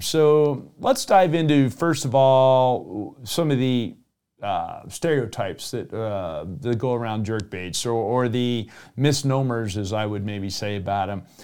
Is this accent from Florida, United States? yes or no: yes; South Florida, United States; moved away; also born or lived in Colorado; I grew up originally in South Florida